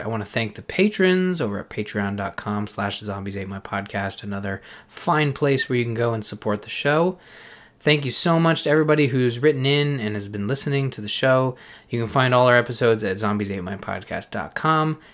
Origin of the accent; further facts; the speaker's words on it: Canada; as a Canadian